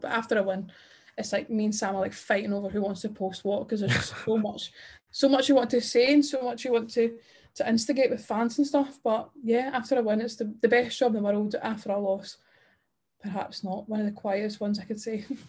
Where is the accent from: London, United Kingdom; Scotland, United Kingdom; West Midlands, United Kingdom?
Scotland, United Kingdom; being Scottish